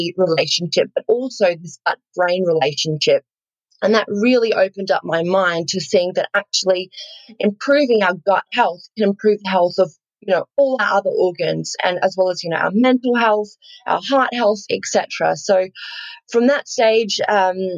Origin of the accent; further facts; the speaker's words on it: Australia; accent: bogan; I grew up on a farm, actually. So I'm sure some of the listeners have picked up. I am Australian. My slightly bogan accent there